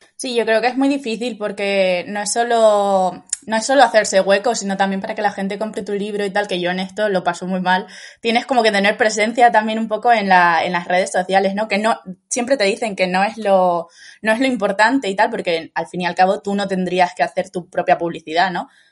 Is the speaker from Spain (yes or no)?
yes; Lanzarote, Canary Islands, Spain; soy de Lanzarote, ¿no? Entonces siempre he estado como muy, muy cerca del mar